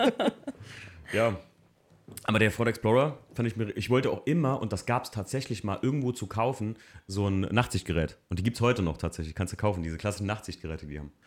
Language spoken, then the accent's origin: German; Germany; ich als Deutscher